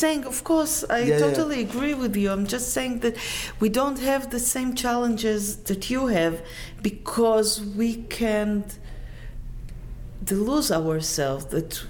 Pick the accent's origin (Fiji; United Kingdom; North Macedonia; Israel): Israel; English is a second language; we say in Israel